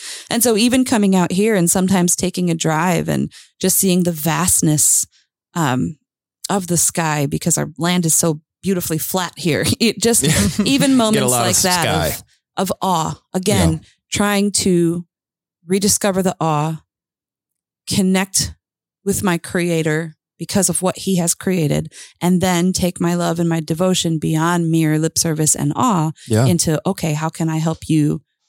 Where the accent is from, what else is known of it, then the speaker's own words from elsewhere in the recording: Lake Michigan area, United States; And, you know, I grew up near Lake Michigan, and there are certain areas you can hike along Lake Michigan, Mount Baldy